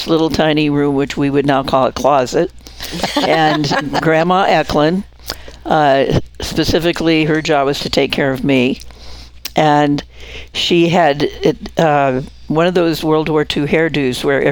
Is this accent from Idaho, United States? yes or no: yes; Coeur d'Alene, Idaho, United States; I grew up in the Fort Grounds